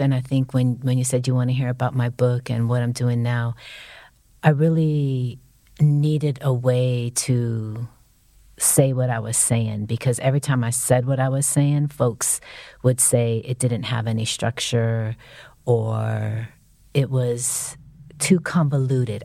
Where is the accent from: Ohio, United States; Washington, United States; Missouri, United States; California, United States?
California, United States; San Francisco; I'm from San Francisco.